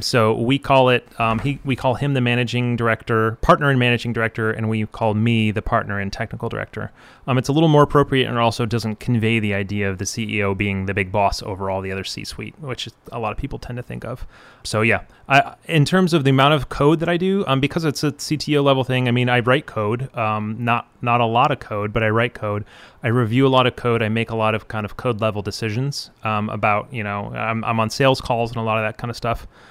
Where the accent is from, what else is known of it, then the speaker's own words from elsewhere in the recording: outside of Detroit, Michigan, United States; also born or lived in Chicago, Illinois; now in Gainesville, United States; I was born outside of Detroit, and lived in Chicago for three years, and now I live in Gainesville